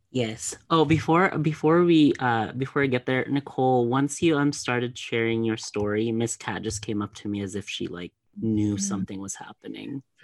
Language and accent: English; Philippines; growing up in the Philippines, my dad worked